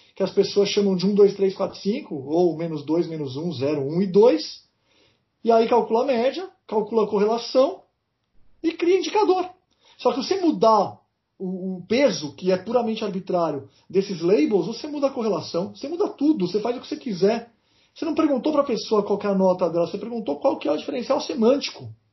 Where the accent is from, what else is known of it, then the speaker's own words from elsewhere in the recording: Brazil; eu sou brasileiro